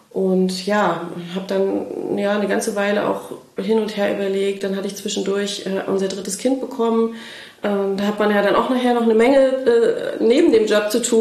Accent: Mecklenburg-Vorpommern, Germany; sind äh, zwischenzeitlich dann wieder nach Schwerin zurückgezogen, weil Familiengründung anstand und ich bin Mecklenburgerin

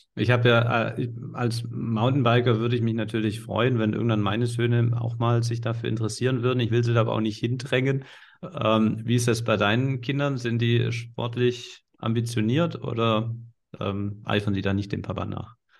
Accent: Swabia, Baden-Württemberg, Germany; accent: Swabian

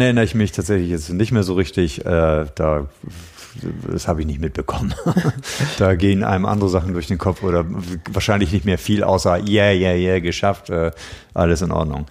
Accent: Schleswig-Holstein, Germany; moved away; bin ja Schleswig-Holsteiner, aber es ist natürlich meine Wahlheimat

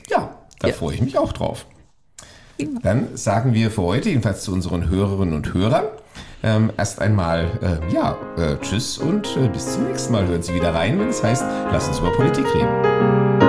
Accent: Wiesbaden, Hesse, Germany; ich stamme tatsächlich hier aus der Landeshauptstadt. Ich bin jetzt zwar nicht geboren, aber seit meinem neunten Lebensjahr ähm, hier aufgewachsen

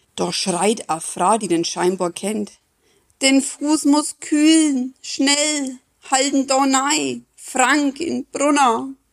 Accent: Neustadt an der Aisch, Bavaria, Germany; bei uns in Neustadt

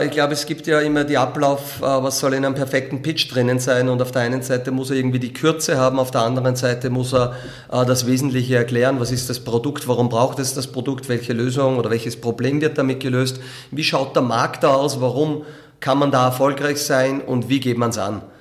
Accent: Linz, Upper Austria, Austria; Ja, na, das ist äh, Linz natürlich meine Heimatstadt und Sport gehört dazu.

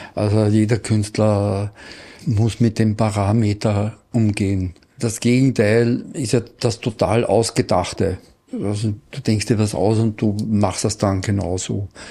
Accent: Salzkammergut, Austria; Ich komme aus dem Salzkammergut

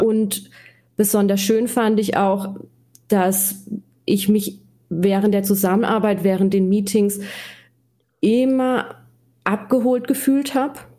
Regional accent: Black Forest, Baden-Württemberg, Germany; accent: Black Forest dialect; Ich komme aus dem schönen Schwarzwald. Äh, man hört es wahrscheinlich ja. auch an meinem Dialekt

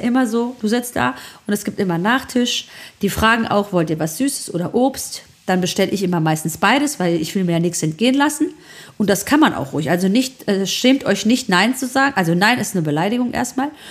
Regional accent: Germany; bei uns in Deutschland

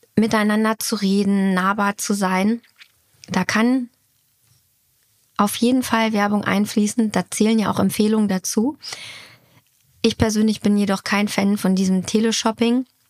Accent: Hanover, Lower Saxony, Germany; moved away; also born or lived in Munich; haben ein kleines Häuschen bezogen in der alten Heimat. Das heißt, äh, wir sind von, von, von München nach Hannover gezogen

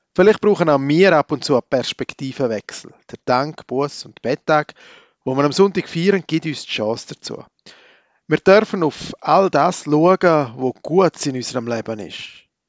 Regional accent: Switzerland; als waschechter Schweizer

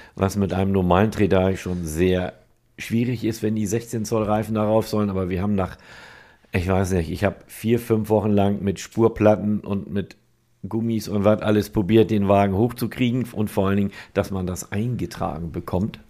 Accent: Nendorf, Germany; ich komme aus Nendorf, bin 53 Jahre alt und habe da einen Karosserie- und Lackierbetrieb

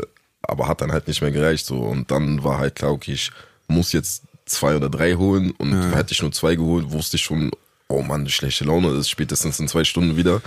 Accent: Berlin, Germany; also born or lived in Hamburg; bin äh, geboren in Hamburg und mit ah, okay. anderthalb oder so kurz vor meinem zweiten Lebensjahr nach Berlin gekommen. Seitdem hier gestrandet

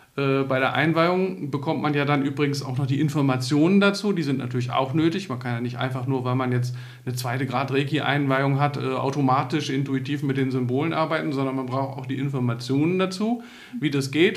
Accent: Northern Germany, Germany; ich bin ja selber aus Norddeutschland

